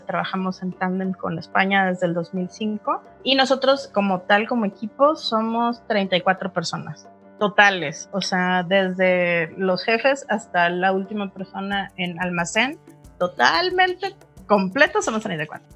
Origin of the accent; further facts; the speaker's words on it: Monterrey, Nuevo León, Mexico; now in Mexico City, Mexico; yo soy regia